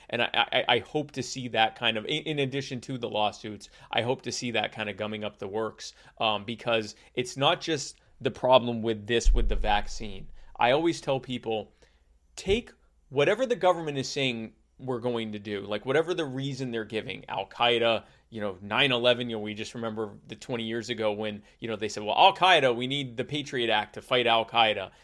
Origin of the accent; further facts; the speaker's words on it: United States; being American and having been other places